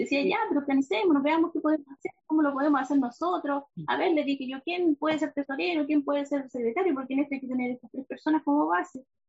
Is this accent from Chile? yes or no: yes; Valdivia, Los Ríos, Chile; also born or lived in Río Chico; Yo nací, de hecho, en, Valdivia, pero mi mamá vivía en Río Chico. Ya eh, entonces crecí toda la vida con el río chico en mi cabeza